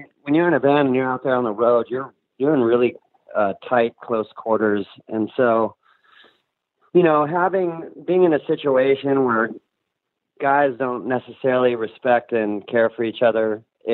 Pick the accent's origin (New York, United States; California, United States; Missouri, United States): California, United States; Orange County; moved away as an adult; also born or lived in Hollywood; now in Los Angeles, United States; I grew up in Orange County, so I was like an hour from Hollywood